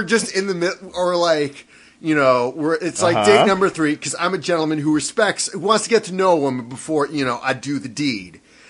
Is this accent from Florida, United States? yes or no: yes; Florida, United States; I'm from Florida